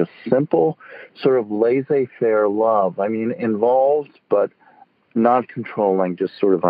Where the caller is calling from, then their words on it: San Francisco, California, United States; I'm calling from San Francisco.